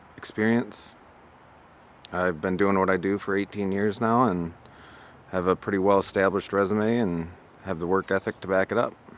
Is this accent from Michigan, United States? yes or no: yes; Midland, Michigan, United States